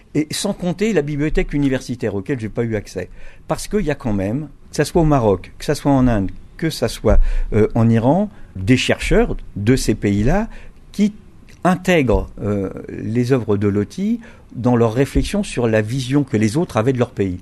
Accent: Brittany, France; je suis breton

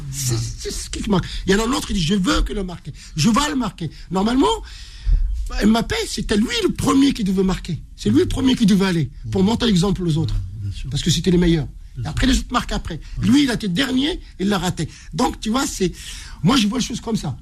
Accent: Morocco; moved away; je suis marocain

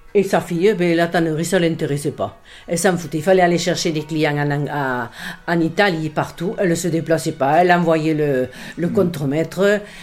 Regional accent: Montolieu, Occitania, France; born or raised there; also born or lived in Béziers / Vendres

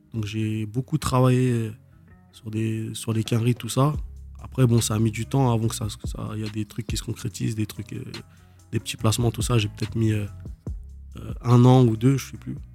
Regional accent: Dunkirk, Hauts-de-France, France; j'ai grandi là-bas. J'ai fait toute mon adolescence là-bas

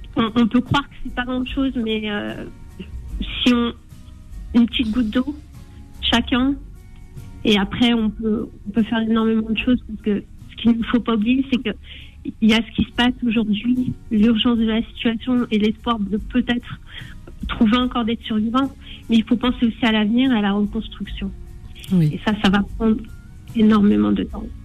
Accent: Algeria; chez nous en Algérie

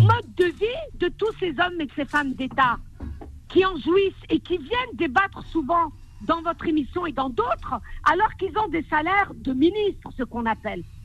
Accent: France; mes, ancêtres sont des Algériens, mais je suis une Française

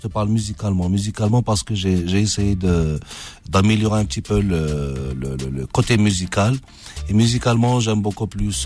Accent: Algeria; en tant qu'Algérien, que c'est normal que voilà, j'aime mon pays

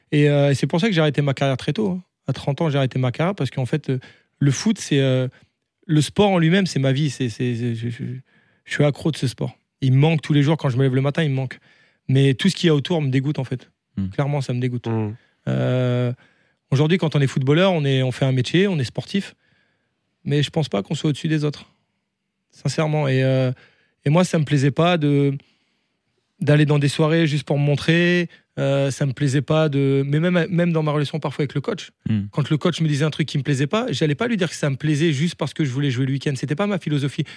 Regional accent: the North, Hauts-de-France, France; moved away; je viens du Nord

